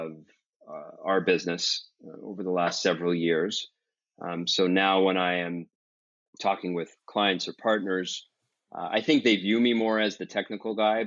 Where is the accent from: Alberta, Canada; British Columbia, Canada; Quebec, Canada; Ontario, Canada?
Quebec, Canada; Montreal; some of my best memories growing up in Montreal has to be going up north into the mountains